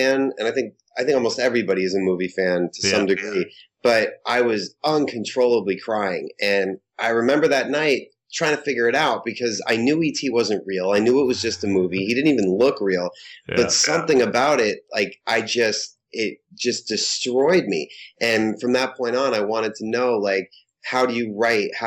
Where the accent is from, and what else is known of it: Holliston, Massachusetts, United States; born or raised there